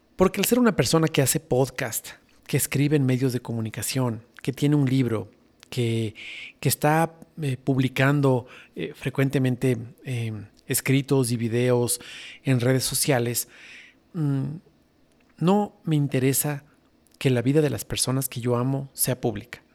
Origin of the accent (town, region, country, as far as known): Ecuador